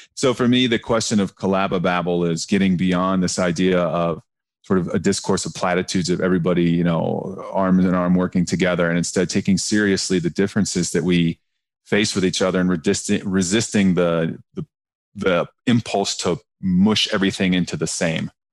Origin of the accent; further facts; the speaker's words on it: Southern Ohio, United States; I'm a white guy from Southern Ohio